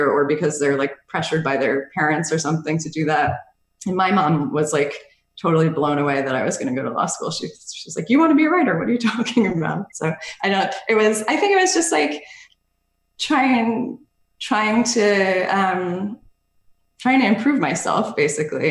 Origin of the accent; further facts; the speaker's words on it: Bridgewater, New Jersey, United States; also born or lived in Hoboken, New Jersey; I grew up in Bridgewater, New Jersey